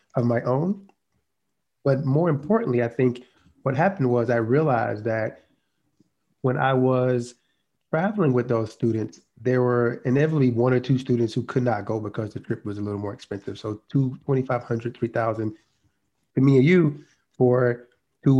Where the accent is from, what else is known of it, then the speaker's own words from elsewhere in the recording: South Georgia, United States; I grew up in South Georgia to a single mom